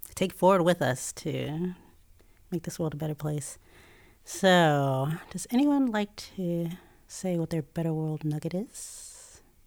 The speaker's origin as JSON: {"language": "English", "area": "Tidewater area", "region": "Virginia", "country": "United States", "tie": "born or raised there", "also_born_or_lived": "Chicago", "said": "I grew up in Virginia, uh, Tidewater area"}